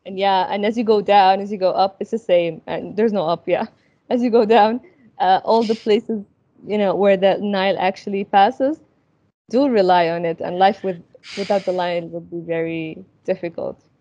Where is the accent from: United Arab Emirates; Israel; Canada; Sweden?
United Arab Emirates; Al Ain, Abu Dhabi; moved away as an adult; also born or lived in Sudan / Egypt; I grew up in the in UAE